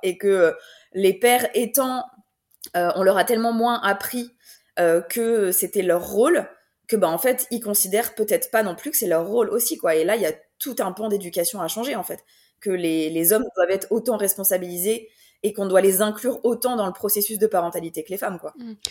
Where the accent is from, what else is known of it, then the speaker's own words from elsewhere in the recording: France; now in Belgium; j'habite en Belgique, mais je suis française